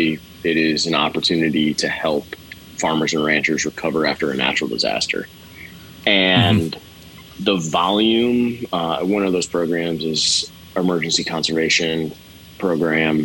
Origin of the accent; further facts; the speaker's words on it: Houston, Texas, United States; I grew up in Houston, Texas